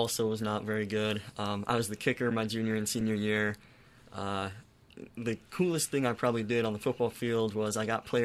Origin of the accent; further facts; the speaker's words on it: Huron, South Dakota, United States; moved away as an adult; Huron, South Dakota, it's smack dab in the middle of the eastern half of South Dakota. It's a relatively small town, about 13,000 people, and it's the only hometown I ever known. Like, that's where I grew up